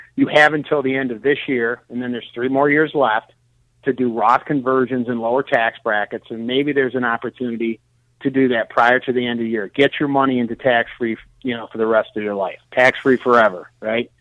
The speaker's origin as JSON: {"language": "English", "town": "Detroit", "region": "Michigan", "country": "United States", "said": "I'm originally from Detroit"}